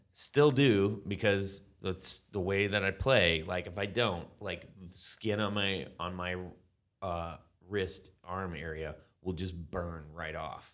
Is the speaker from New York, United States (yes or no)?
no; California, United States; growing up in California